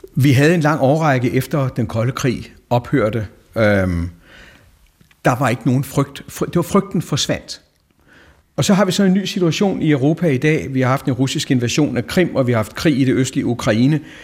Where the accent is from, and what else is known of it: Denmark